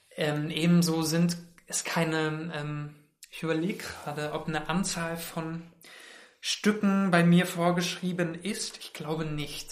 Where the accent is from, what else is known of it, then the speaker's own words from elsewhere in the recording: Mainz, Rhineland-Palatinate, Germany; now in Berlin, Germany; ich komme ja aus Mainz und Mainz ist so eine süße mittelgroße Stadt